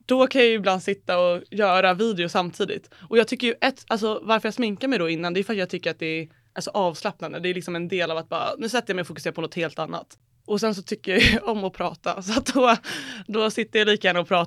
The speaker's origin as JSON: {"language": "Swedish", "town": "Älta", "region": "Stockholm County", "country": "Sweden", "tie": "born or raised there", "said": "Uh, men så jag kommer från Älta mm. och bodde där i tills jag var 12, 13, 14 då."}